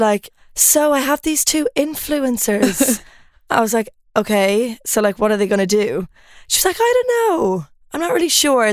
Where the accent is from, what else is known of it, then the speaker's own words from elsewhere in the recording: Ireland; moved away as an adult; also born or lived in Lund, Sweden / Copenhagen, Denmark; now in Stockholm, Sweden; I'm Irish. Um, I don't know if you can tell from the accent.